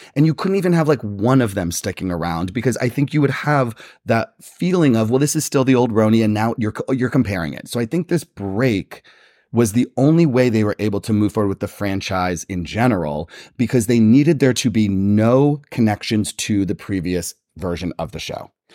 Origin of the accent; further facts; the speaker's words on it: New Jersey, United States; I'm from the East Coast. I'm from New Jersey